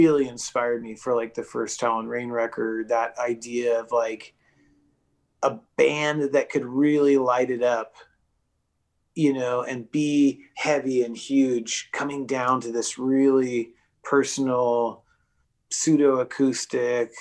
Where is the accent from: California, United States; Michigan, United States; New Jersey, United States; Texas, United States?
California, United States; Eureka; also born or lived in Arcata, California; I grew up in Humboldt County, Eureka, California